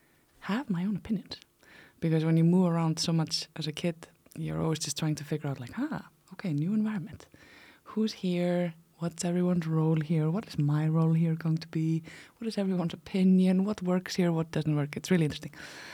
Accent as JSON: {"language": "English", "country": "Iceland", "said": "So like I said, I am from Iceland. I have lived in many, many places in Iceland. I had already moved 30 times when I was about 16 years old."}